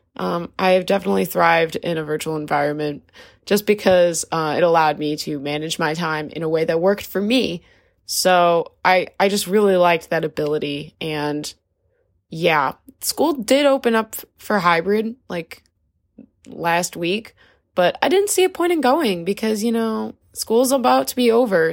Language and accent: English; New Jersey, United States; I'm from New Jersey